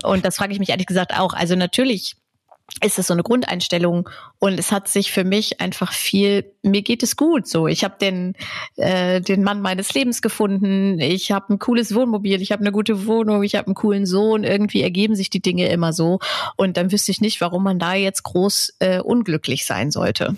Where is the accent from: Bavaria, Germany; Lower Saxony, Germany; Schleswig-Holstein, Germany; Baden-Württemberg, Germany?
Lower Saxony, Germany; Braunschweig; moved away as an adult; also born or lived in Hannover; in Hannover geboren, in Braunschweig aufgewachsen.